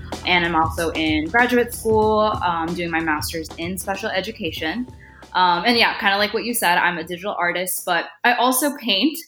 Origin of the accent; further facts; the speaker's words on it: Northwest Indiana, United States; I grew up in Northwest Indiana. My parents are there right now. And I was born in India. And I moved here when I was like 6 months old with my mom.